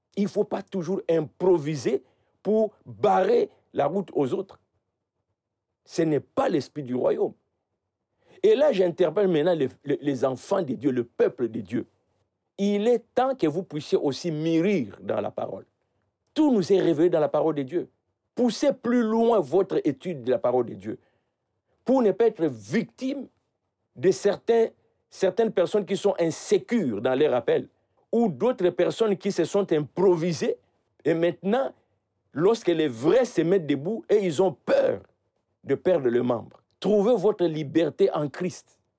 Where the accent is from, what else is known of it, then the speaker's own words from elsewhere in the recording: Idiofa, Kwilu, DR Congo; dans mon village. Je suis né à Idiofa